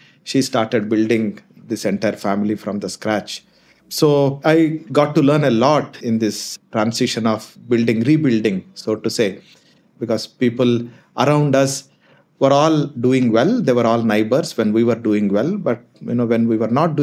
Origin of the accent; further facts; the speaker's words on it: India; also born or lived in Kolar, Karnataka, India / Anantapur, Andhra Pradesh, India / Ballari, Karnataka, India; I'm born in a place called Kolar, which is known for its gold fields, and brought up in places that are close by called Anantapur and Ballari, both belong to two different states.